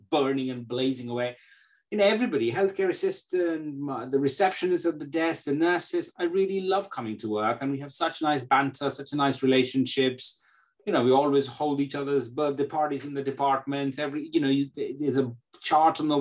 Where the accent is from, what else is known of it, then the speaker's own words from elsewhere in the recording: India; moved away as an adult; now in United Kingdom; I come from India. So it was a very, very typical sort of Asian background at that point of time